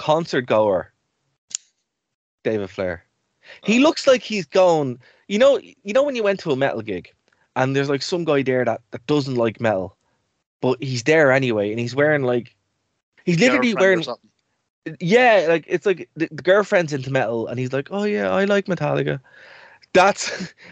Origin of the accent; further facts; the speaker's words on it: Ireland; as Irish people